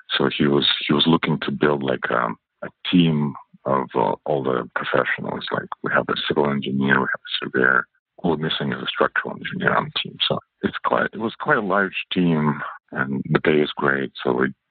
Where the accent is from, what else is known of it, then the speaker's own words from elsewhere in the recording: Canada; English is a second language; moved away as an adult; also born or lived in Russia / Hong Kong / China; now in California, United States; English is not my first language. It's actually my third. So I speak French as my second language. Grew up in Canada. I'm Russian originally